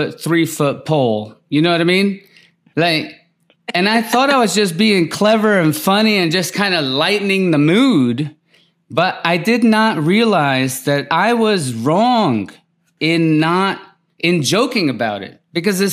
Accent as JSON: {"language": "English", "region": "Mississippi", "country": "United States", "tie": "born or raised there", "said": "I grew up in Mississippi, mm-hmm. very poor"}